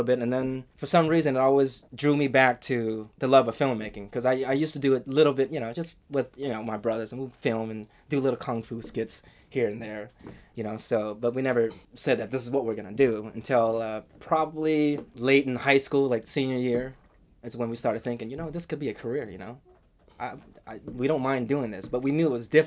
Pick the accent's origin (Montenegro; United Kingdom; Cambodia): Cambodia; Battambang; now in Northern California, United States; I'm originally from Cambodia. We were born in a city called Battambang.